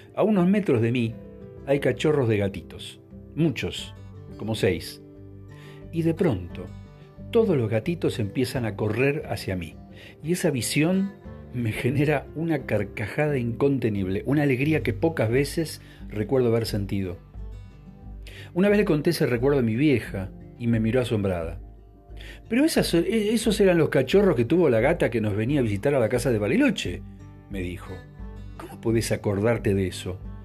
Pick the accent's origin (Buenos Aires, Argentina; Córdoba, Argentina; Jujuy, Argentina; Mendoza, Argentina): Buenos Aires, Argentina; also born or lived in Bariloche; el departamento de Caballito donde crecí una vez que nos mudamos de Bariloche